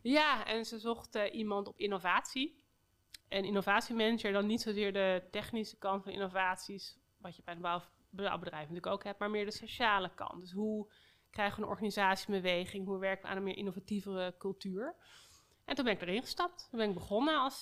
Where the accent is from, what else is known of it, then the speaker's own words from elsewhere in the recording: Amsterdam, North Holland, Netherlands; ik niet als Amsterdammer